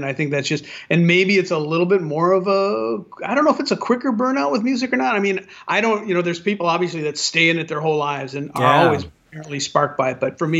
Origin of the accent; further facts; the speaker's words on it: San Pedro, California, United States; I'm from San Pedro